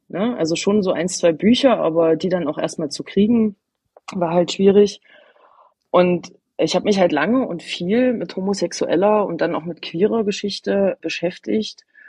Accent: Eichsfeld, Thuringia, Germany; moved away as an adult; diese katholische Gegend, wo ich aufgewachsen bin, das Eichsfeld ist ein relativ großer Landkreis

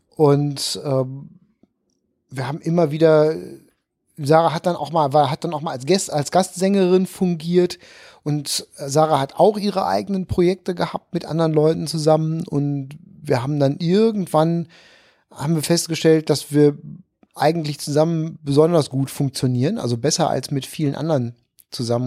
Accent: Issum, North Rhine-Westphalia, Germany; moved away as an adult; also born or lived in Kamp-Lintfort; now in Cologne, Germany; Ich bin äh, Niederrheiner ursprünglich geboren in Kamblinfort, Weltstadt Kamblinfort

